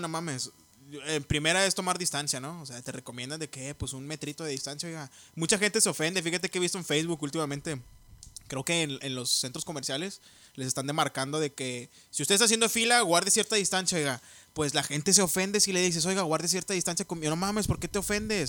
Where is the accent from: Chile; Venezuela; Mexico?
Mexico; somos inmunes los mexicanos